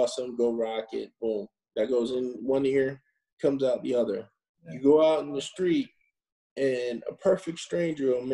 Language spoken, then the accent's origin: English; New York City, New York, United States; moved away; also born or lived in Los Angeles; growing up in the Bronx, New York, I was always interested in film and television